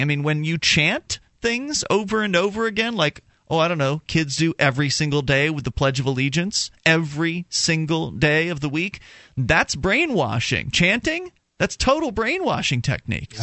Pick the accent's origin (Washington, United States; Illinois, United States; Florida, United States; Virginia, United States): Florida, United States; moved away as an adult; now in New Hampshire, United States; I'm a native of Florida, and I spent 26 years of my life there. Uh, moved up here in, in 2006